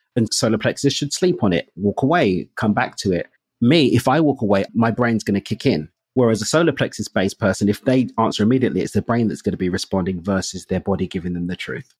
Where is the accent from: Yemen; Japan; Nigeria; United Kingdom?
United Kingdom; England; moved away as an adult; now in Mexico; I'm English